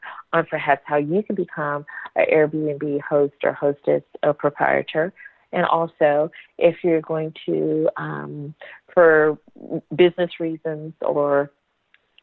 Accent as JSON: {"language": "English", "region": "the South", "country": "United States", "said": "I'm a Southern Belle. I'm from the South"}